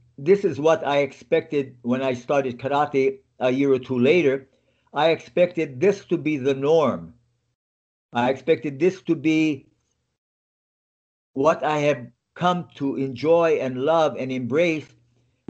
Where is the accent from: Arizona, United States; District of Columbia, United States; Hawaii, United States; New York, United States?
Hawaii, United States; Lahaina; moved away as an adult; where I was born and how I grew up in Hawaii.